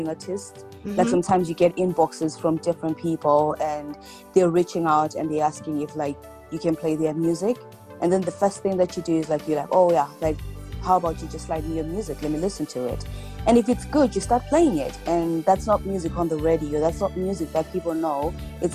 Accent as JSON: {"language": "English", "region": "Bulawayo", "country": "Zimbabwe", "also_born_or_lived": "Leicester, United Kingdom", "moved": "yes", "lives_now": "Milton Keynes, United Kingdom", "said": "I'm from Bulawayo in Zimbabwe"}